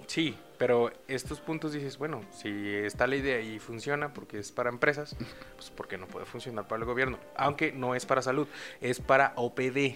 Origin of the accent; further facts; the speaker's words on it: Mexico; Somos demasiados mexicanos